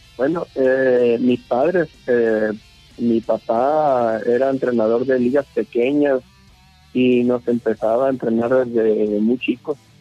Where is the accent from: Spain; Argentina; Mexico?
Mexico; Nuevo Laredo, Tamaulipas; also born or lived in Navojoa, Sonora; now in Hermosillo, Mexico; yo nací en Nuevo Laredo, Tamaulipas, pero tengo ya más de 30 años radicando en Sonora, en Navojoa